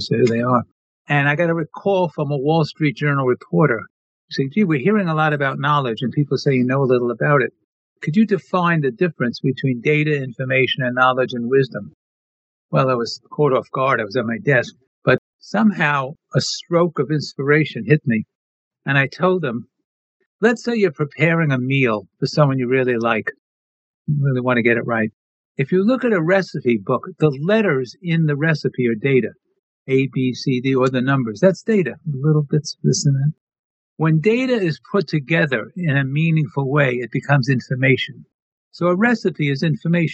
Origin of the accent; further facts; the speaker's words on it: New York City, New York, United States; growing up in Brooklyn, New York